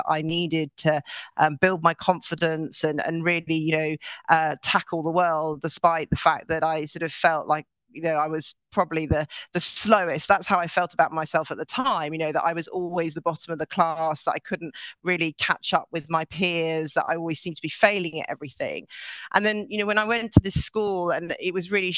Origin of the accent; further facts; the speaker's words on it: Norway; now in London, United Kingdom; I grew up in Norway, and I grew up with parents who ran their own business